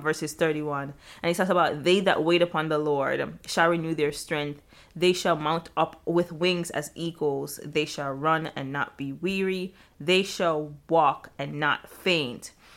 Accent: Jamaica; moved away; I'm Jamaican

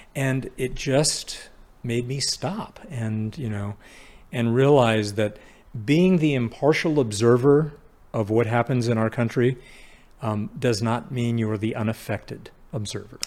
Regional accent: Sacramento, California, United States; I was, uh, an only child, um, uh, growing up in Sacramento in the seventies

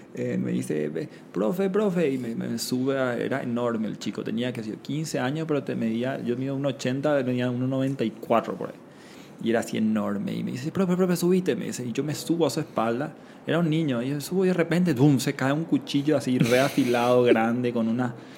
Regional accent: Paraguay; moved away; also born or lived in Panama; yo donde nací, en Paraguay, un país mediterráneo

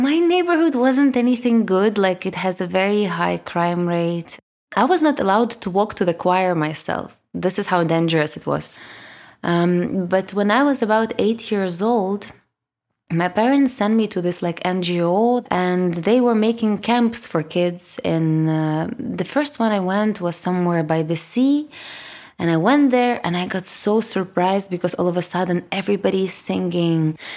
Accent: Kyiv, Ukraine; first language Russian; English is a second language; moved away as an adult; now in Lisbon, Portugal; I was born in Kyiv, in Ukraine, and I grew up on this, uh, you know, like, least popular bank of the River Dnipro, which goes in the center

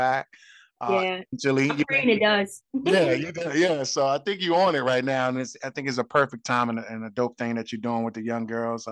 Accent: New York City, New York, United States; I'm from Brooklyn as well

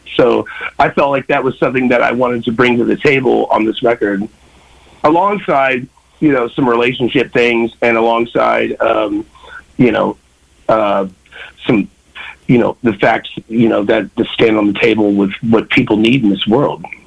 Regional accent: Kansas City, Missouri, United States; I grew up in Kansas City, Missouri

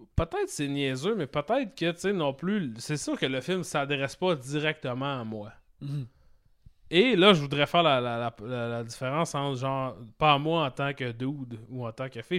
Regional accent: Saguenay, Quebec, Canada; je viens du Saguenay, mon frère aussi

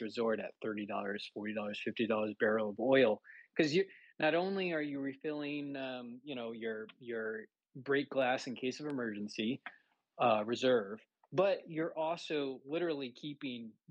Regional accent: Texas, United States; also born or lived in Oklahoma; growing up in Texas and going to school in Oklahoma

